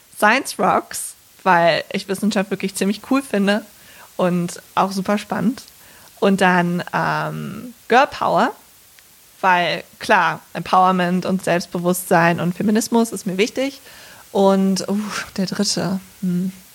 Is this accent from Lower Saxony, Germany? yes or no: no; Bergisch Gladbach, North Rhine-Westphalia, Germany; da bin ich aufgewachsen in Bergisch Gladbach mit meinen Eltern und meinem Bruder